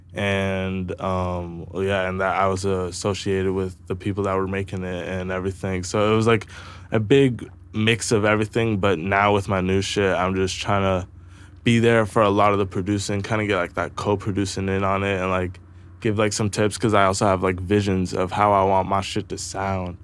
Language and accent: English; Brantford, Ontario, Canada; I'm also from Brantford